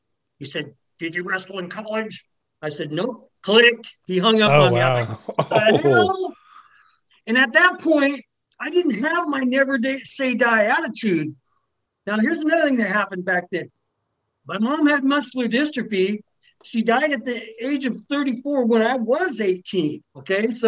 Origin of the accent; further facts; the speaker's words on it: Tacoma, Washington, United States; also born or lived in Los Angeles, California; now in Puyallup, United States; I grew up in Tacoma. Tacoma's sort of a rough city